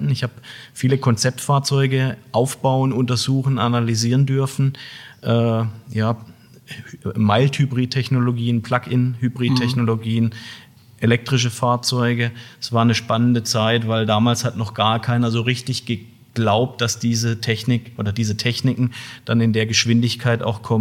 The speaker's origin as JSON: {"language": "German", "town": "Heilbronn", "region": "Baden-Württemberg", "country": "Germany", "tie": "born or raised there", "said": "Ich bin hier in der Region groß geworden, ja, bin in Heilbronn geboren. Von daher freut es mich auch wirklich, heute hier zu sein, in meiner Geburtsstadt sozusagen"}